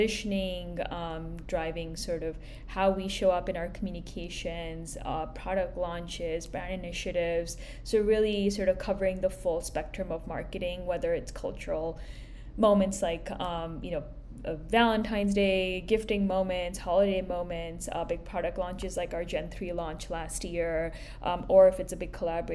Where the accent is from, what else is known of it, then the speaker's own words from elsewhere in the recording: India; moved away as an adult; also born or lived in Boston; now in New York, United States; I grew up in India